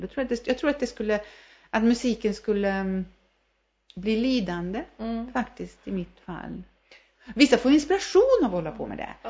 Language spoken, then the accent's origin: Swedish; Värmland, Sweden; also born or lived in New York; vi är ju värmlänningar